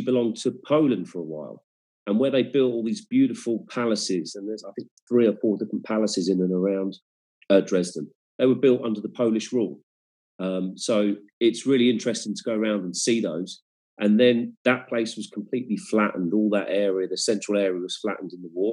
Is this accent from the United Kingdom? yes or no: yes; England, United Kingdom; now in Germany; being born and bred in England